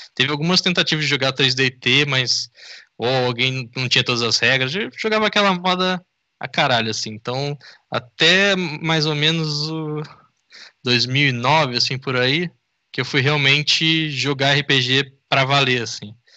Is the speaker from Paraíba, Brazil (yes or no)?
no; interior of Rio de Janeiro state, Brazil; now in São Paulo, Brazil; eu não sou daqui sou do, de uma cidade do interior do Rio